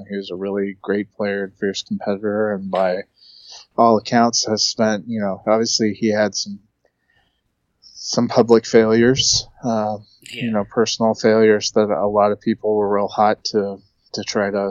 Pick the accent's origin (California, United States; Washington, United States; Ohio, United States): California, United States; moved away as an adult; I was born in California, lived in California for the first 31 years of my life